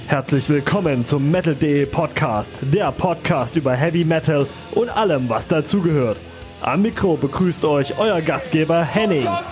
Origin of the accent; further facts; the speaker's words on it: Landsberg am Lech, Bavaria, Germany; also born or lived in Austria; now in Munich, Germany; dass wir da aufgewachsen sind im Dorf in Landsberg